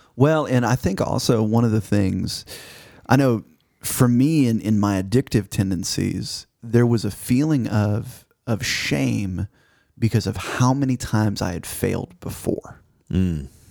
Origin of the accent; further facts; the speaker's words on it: Missouri, United States; now in Arkansas, United States; Growing up in Missouri